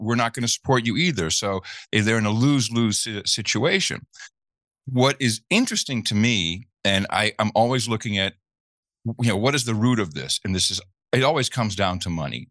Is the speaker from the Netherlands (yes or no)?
yes; Netherlands; moved away; I grew up in the Netherlands